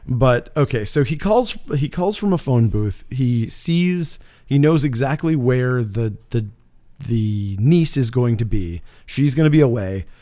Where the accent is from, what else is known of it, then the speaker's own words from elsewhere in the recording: Canada; being Canadian